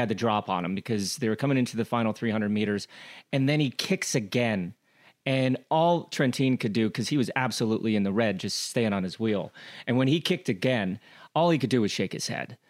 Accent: United States; I'm American

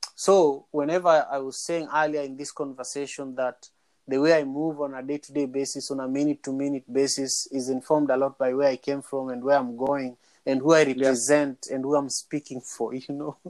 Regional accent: Kenya; moved away; I'm from Manyata

